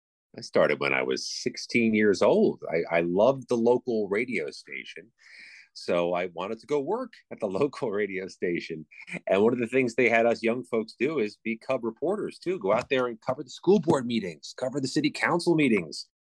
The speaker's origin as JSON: {"language": "English", "town": "Highland", "region": "New York", "country": "United States", "tie": "born or raised there", "moved": "yes", "lives_now": "Washington, D.C., United States", "said": "Upstate New York, in the City of Dreams, Highland New York, which is across the Hudson River from a city called Poughkeepsie, all of which is the most distant suburb, exurb of New York City."}